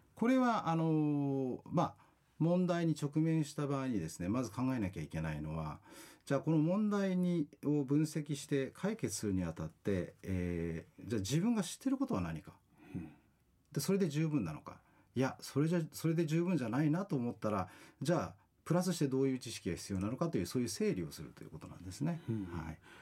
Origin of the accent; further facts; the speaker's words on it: Kanagawa, Japan; moved away as an adult; also born or lived in Australia; now in Okinawa, Japan; もともと私、神奈川の出身でして